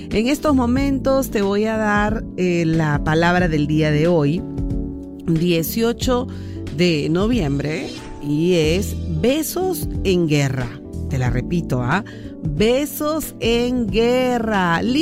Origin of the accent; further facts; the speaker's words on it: Venezuela; now in San Martín de Porres, Peru; de San Martín de Porres. Hola, María, ¿qué tal? Yo soy venezolana y conocí a un peruano por internet.